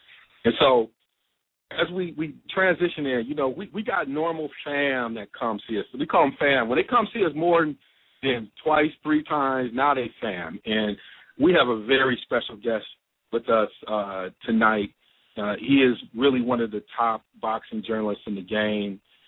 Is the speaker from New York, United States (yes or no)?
no; Ann Arbor, Michigan, United States; I grew up in Ann Arbor.